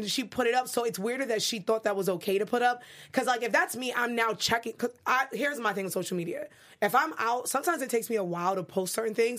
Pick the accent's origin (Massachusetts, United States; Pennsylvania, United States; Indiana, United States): Massachusetts, United States; Boston; also born or lived in New York; I'm from New York. I grew up in Boston